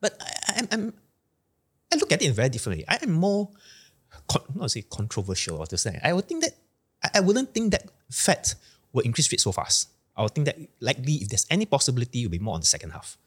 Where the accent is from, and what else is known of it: Malaysia